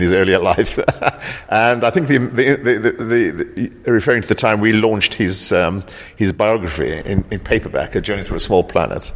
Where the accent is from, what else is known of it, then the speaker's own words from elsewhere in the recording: South Africa; also born or lived in East End, London; now in London, United Kingdom; I grew up in South Africa